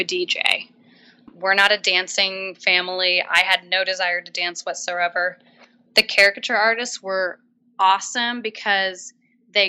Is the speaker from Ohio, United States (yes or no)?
no; New Hampshire, United States; I grew up in New Hampshire